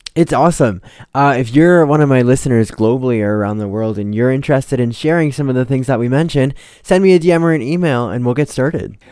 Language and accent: English; Canada